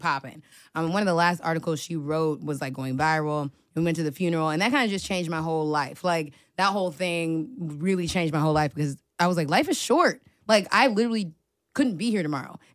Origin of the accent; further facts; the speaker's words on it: Washington, District of Columbia, United States; I'm from D.C.